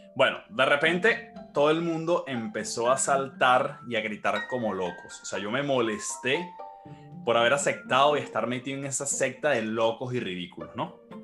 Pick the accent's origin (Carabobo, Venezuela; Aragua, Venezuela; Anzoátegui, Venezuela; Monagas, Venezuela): Aragua, Venezuela; Maracay; soy nacido y criado en Venezuela, específicamente en Maracay, Estado de Aragua